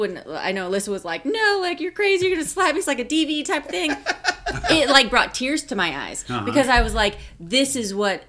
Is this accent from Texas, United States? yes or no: yes; South Texas, United States; I grew up in South fucking Texas. It's all about going to church. Catholic church, Baptist church, Methodist church, whatever. I used to go with different friends. My parents were Catholics, but I went to church with my best friend who was Baptist.